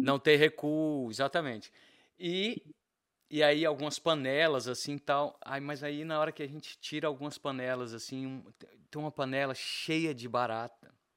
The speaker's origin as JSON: {"language": "Portuguese", "region": "Bahia", "country": "Brazil", "also_born_or_lived": "Belo Horizonte, Minas Gerais", "moved": "yes", "said": "a minha parte mineira, mesmo sendo baiano, a minha, eu, eu digo que eu sou um baianeiro"}